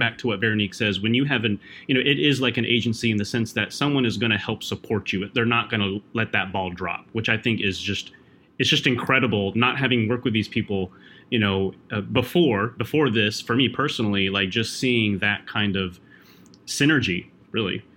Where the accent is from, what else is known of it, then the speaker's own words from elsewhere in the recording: Fargo, North Dakota, United States; moved away; also born or lived in Philippines; I grew up in Fargo, North Dakota.